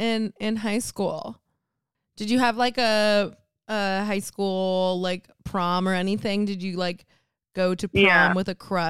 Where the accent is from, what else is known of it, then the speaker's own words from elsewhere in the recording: Miami, Florida, United States; I'm from Miami, Florida